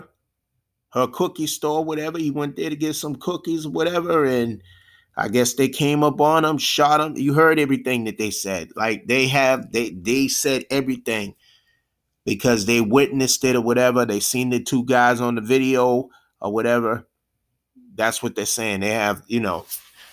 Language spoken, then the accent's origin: English; United States; I was born and raised here in America